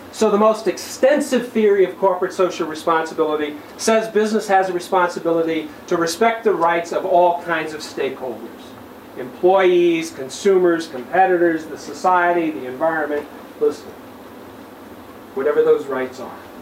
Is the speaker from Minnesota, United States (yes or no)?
yes; St. Cloud, Minnesota, United States; my hometown of scenic St. Cloud, Minnesota